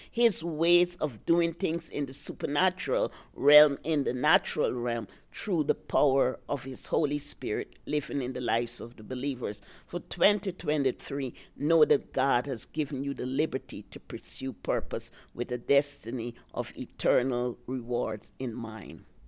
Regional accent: Guyana; also born or lived in New York, United States / Virginia, United States; now in Colorado, United States; I'm originally from British Guiana, South America

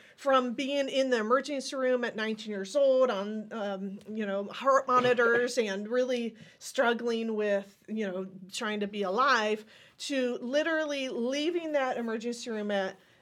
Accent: Ohio, United States; I was born and raised in Ohio

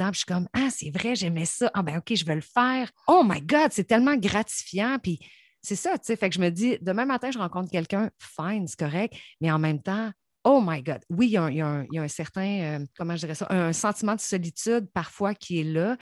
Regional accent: Saint-Georges, Quebec, Canada; moved away; je viens de Saint-Georges

